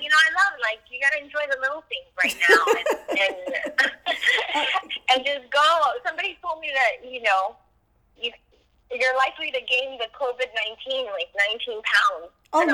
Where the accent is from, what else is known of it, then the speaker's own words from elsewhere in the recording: Hialeah, Florida, United States; also born or lived in Miami Lakes, Florida; I'm from Hialeah. I lived in La Grande until I was 14. Then we moved to Miami Lakes. And, I mean, it says Cuban as it gets for me.